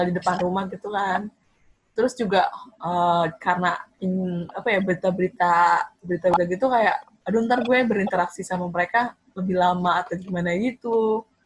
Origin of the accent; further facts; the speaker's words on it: Indonesia; kita orang Indo